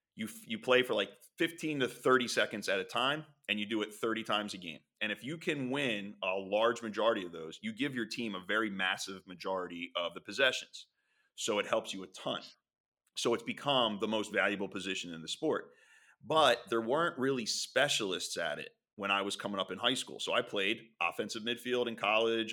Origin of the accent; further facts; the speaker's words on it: Philadelphia, Pennsylvania, United States; also born or lived in Springfield, Delaware County; I grew up in Philadelphia